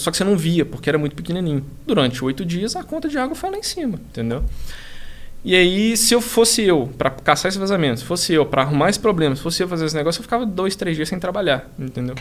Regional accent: Belo Horizonte, Minas Gerais, Brazil; moved away as an adult; now in São Paulo, Brazil; Eu sou de BH, mudei para cá tem uns três anos

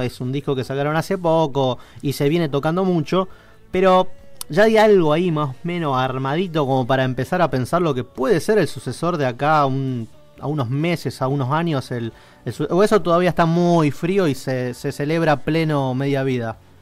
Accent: Rosario, Santa Fe, Argentina; para los que somos del interior de Rosario

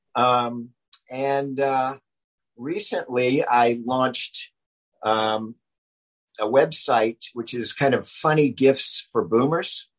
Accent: Charleston, South Carolina, United States; moved away as an adult; also born or lived in New York; now in Los Angeles, United States; I grew up in Charleston, South Carolina, which is a, just an amazing place to grow up

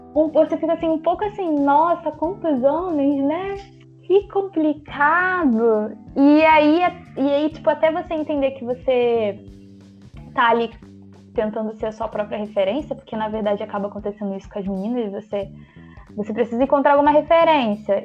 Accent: São João de Meriti, Rio de Janeiro, Brazil; Sou da periferia, sou de São João de Meriti

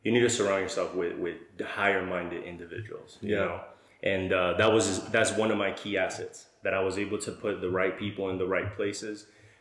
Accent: El Paso, Texas, United States; I'm actually from El Paso, Texas. I live here

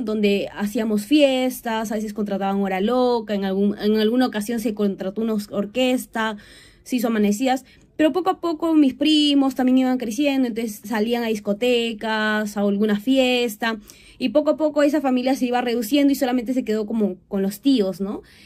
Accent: Huancayo, Junín, Peru; also born or lived in Lima / Chiclayo; viví la mayoría de mi infancia en esta provincia, viví 10 años, toda mi infancia realmente

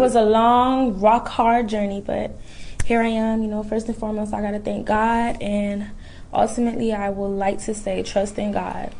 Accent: Orlando, Florida, United States; moved away as an adult; also born or lived in Queens, New York City; now in Tallahassee, United States; I'm from Orlando, Florida. Originally from New York City. Shout out to New York. Queens in the building. And I grew up in Orlando.

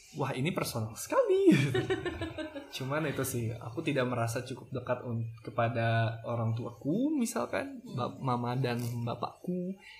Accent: Bandung, West Java, Indonesia; aku dari kota Bandung

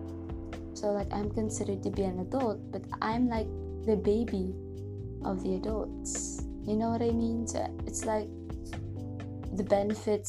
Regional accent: Toledo, Central Visayas, Philippines; also born or lived in Carcar City, Cebu; I'm not from Cebu City, but I'm from Cebu. So I'm from the city called Toledo.

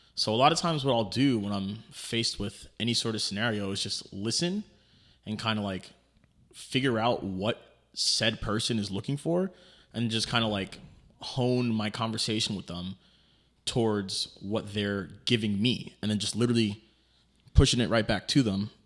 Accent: New York City, New York, United States; moved away; it's in Queens, New York, my hometown, Fresh Meadows, probably like ten minutes away from my childhood home

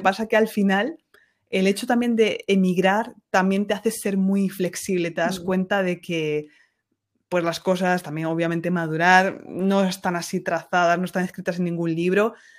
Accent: Ciudad Real, Castilla-La Mancha, Spain; now in France; allí en Ciudad Real, de donde yo soy

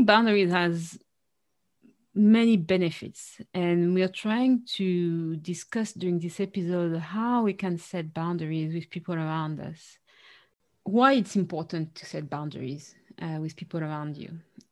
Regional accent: France; our family has a Caribbean background. So the notion in our family of what's a healthy or not boundary is different. And we struggled with that, you know, with Caribbean parents growing up in France

